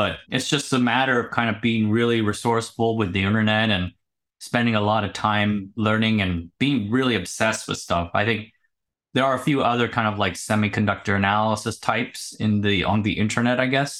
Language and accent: English; United States; moved away as an adult; also born or lived in Silicon Valley; now in Taipei, Taiwan; I was born in the States, United States, and I grew up there